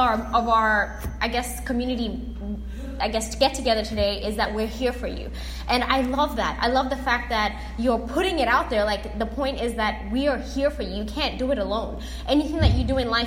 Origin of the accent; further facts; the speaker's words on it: Kenya; moved away as an adult; also born or lived in Corpus Christi, Texas; now in Texas, United States; coming from Kenya as a Kenyan child, learning how to play golf, and then getting a golf scholarship at A&M Corpus Christi